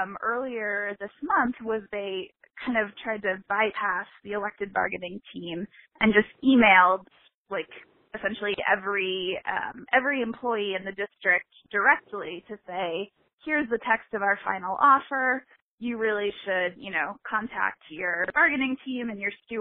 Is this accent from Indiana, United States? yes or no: yes; Indiana, United States; my home state of Indiana